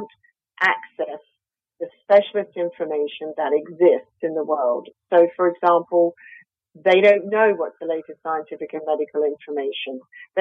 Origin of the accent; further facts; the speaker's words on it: Australia; accent: Australian; I'm Australian, as you can probably hear from my accent